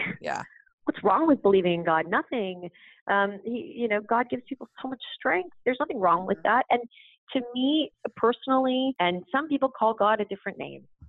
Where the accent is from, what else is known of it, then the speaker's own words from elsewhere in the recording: Canada; I grew up in Canada